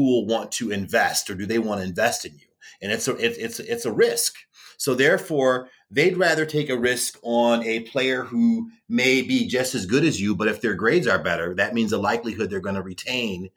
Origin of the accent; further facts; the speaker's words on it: Chicago, Illinois, United States; also born or lived in Wyoming; I'm from Chicagoland area